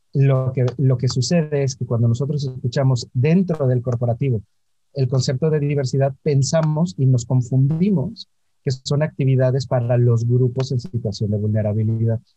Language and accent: Spanish; Orizaba, Veracruz, Mexico; Yo nací en Orizaba, Veracruz. Eh, es una ciudad muy pequeña, ahora es un pueblo mágico, en una familia